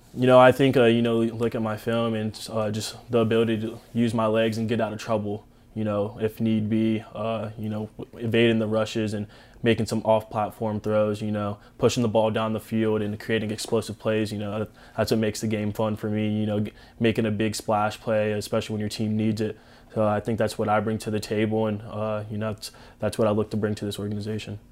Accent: Tampa, Florida, United States; I'm from Tampa.

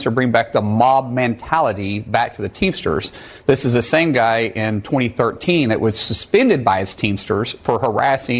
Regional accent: Oklahoma, United States; I'm a guy from Oklahoma first

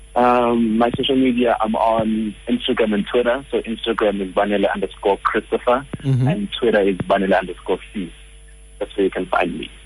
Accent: Johannesburg, Gauteng, South Africa; I'm a Joburg boy.

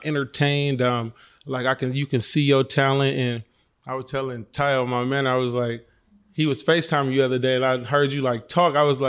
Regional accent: Oakland, California, United States; Yeah, I'm from the town. I'm from Oakland.

